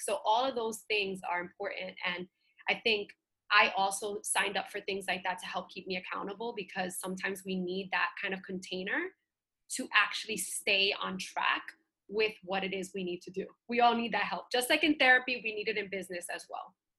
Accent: New York City, New York, United States; being a little girl and growing up in Bushwick in Brooklyn

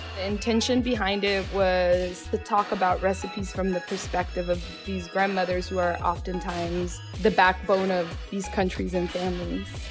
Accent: Seattle, Washington, United States; born or raised there

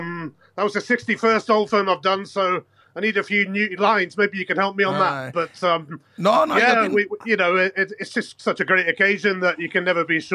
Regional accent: Weymouth, South West England, United Kingdom; now in Glasgow, United Kingdom; I come from a sleepy little village in Dorset originally on the south coast.

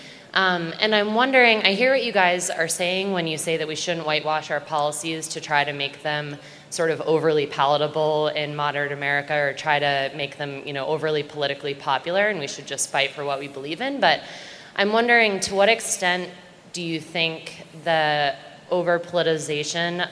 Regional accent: Wellesley, Massachusetts, United States; I'm from Wellesley, Massachusetts.

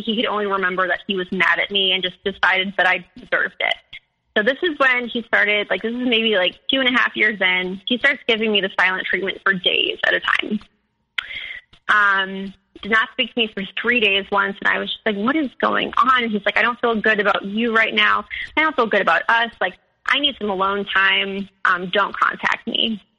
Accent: Midwest, United States; I'm from the Midwest, like we, you know, like that kind of spirituality just isn't like really in our culture.

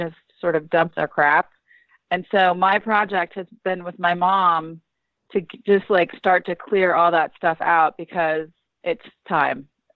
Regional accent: McLean, Virginia, United States; also born or lived in Southern Maryland; we grew up in Northern Virginia, just kind of by the CIA in McLean

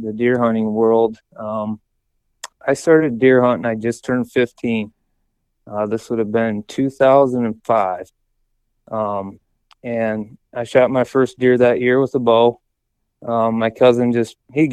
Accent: Northern Ohio, United States; I'm from Northern Ohio

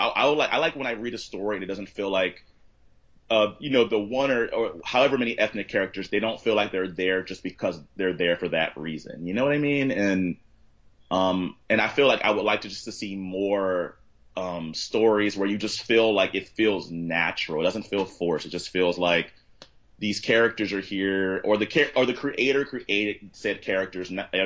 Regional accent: Southern US, United States; And so I think kind of growing up in the South, you kind of get these really like you just kind of leave with these sort of weird, like, I love it, but then I feel the need sometimes to get away from it.

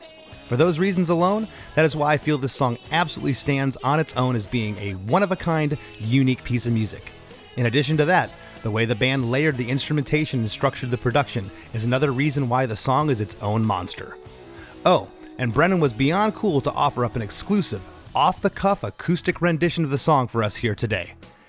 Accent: North Port, Florida, United States; I'm from Northport, Florida.

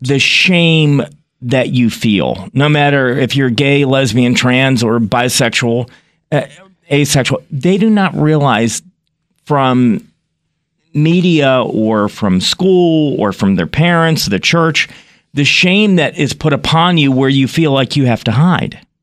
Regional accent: Graham, North Carolina, United States; I grew up um, a couple hours away from you in, in, uh, Graham, North Carolina

